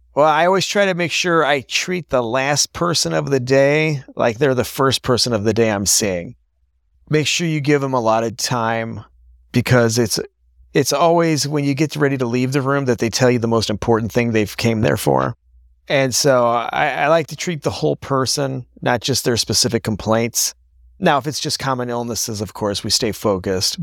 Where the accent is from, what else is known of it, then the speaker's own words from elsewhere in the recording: Wentzville, Missouri, United States; I grew up in Wentzville